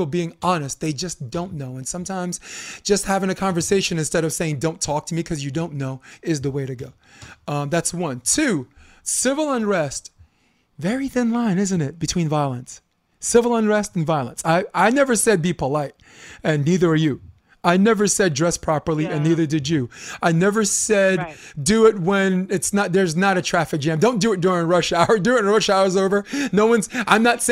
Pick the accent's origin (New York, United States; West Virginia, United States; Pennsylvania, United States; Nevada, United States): New York, United States; New York City; moved away as an adult; also born or lived in Coney Island, Brooklyn / Harlem; now in Hermosa Beach, United States; I grew up on Flatbush as someone who's biracial